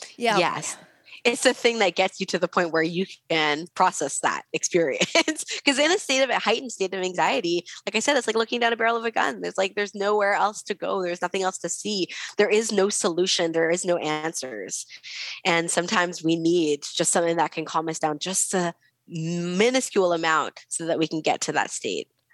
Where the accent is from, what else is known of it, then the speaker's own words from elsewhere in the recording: West Coast, United States; I'm from the West Coast